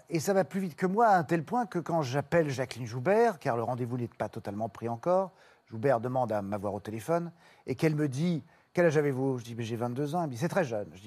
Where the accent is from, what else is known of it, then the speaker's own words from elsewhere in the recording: Brussels, Brussels-Capital Region, Belgium; moved away as an adult; now in Paris, France; Et puis ensuite, arrivé ici, j'étais, je suis venu à Paris, moi, de Bruxelles, pour être sur les planches.